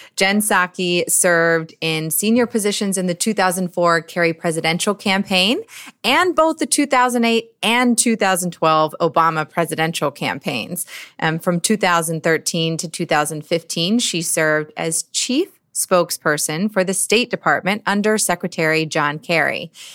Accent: Georgia, United States; my home state of Georgia

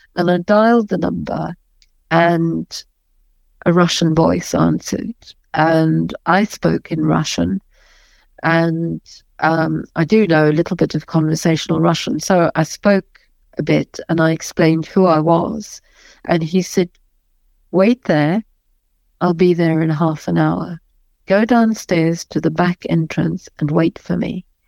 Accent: South Africa; moved away; I might be a white South African, but I'm as South African as anybody else

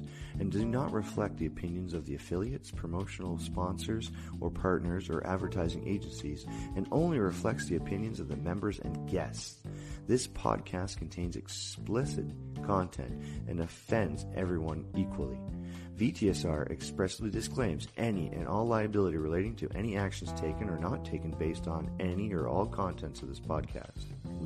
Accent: Canada; I'm from Canada

